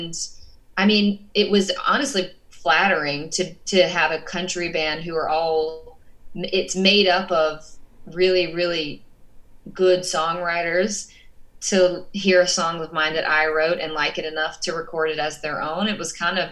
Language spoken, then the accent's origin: English; Georgia, United States; moved away as an adult; now in Los Angeles, United States; I am from Georgia, so like I grew up around country music. I grew up around the South.